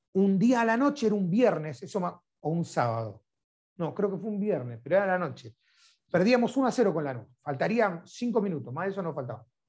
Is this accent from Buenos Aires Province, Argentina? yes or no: yes; Lanús, Buenos Aires Province, Argentina; yo soy del barrio de Lanús